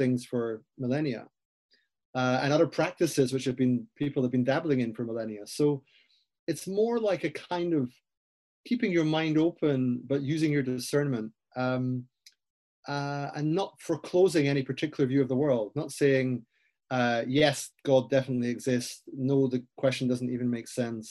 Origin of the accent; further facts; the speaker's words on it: Aberdeen, Scotland, United Kingdom; I grew up in Aberdeen in Scotland